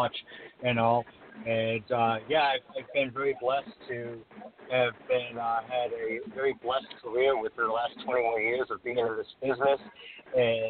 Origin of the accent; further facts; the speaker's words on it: Rhode Island, United States; my home state of Rhode Island